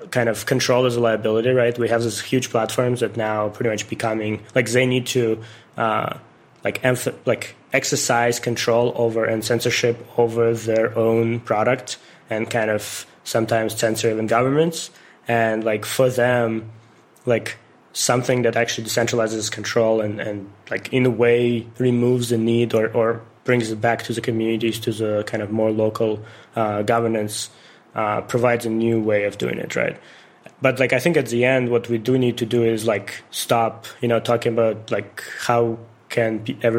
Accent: Ukraine; moved away; I'm originally from Ukraine

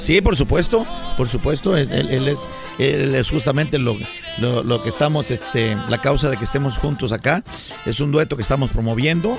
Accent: San Luis de la Loma, Guerrero, Mexico; also born or lived in Acapulco; un pueblo que se llama San Luis, San Luis de la Loma, del estado de Guerrero, en la Costa Grande.

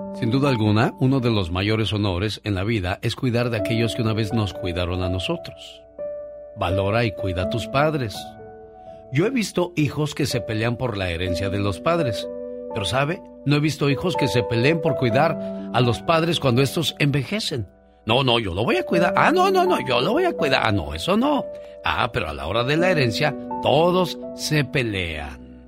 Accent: Mexico; Soy orgullosamente mexicano

